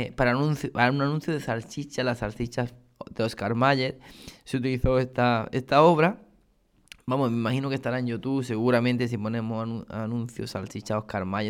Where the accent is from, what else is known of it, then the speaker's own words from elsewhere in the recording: Granada, Andalusia, Spain; now in Córdoba, Spain; soy granadino, o granaíno, mejor dicho, ¿no? Eh, aunque llevo muchos años ya aquí afincado en Córdoba.